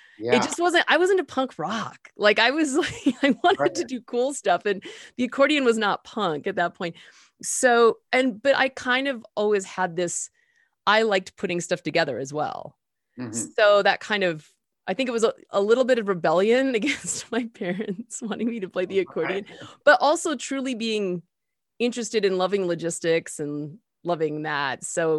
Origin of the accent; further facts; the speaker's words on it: Denver, Colorado, United States; maybe when I was about somewhere between 6 and 8, maybe growing up in Denver.